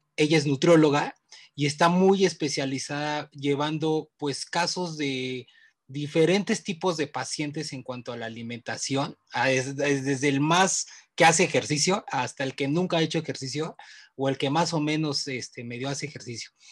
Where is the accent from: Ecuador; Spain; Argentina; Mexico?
Mexico; mi cultura mexicana, que la amo